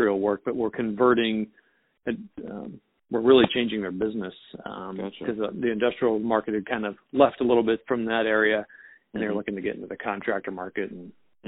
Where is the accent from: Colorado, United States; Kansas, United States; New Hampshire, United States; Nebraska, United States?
Kansas, United States; just north of Wichita, a small town in; also born or lived in Lawrence, Kansas / St. Louis, Missouri; I was raised in a small town in Kansas, just north of Wichita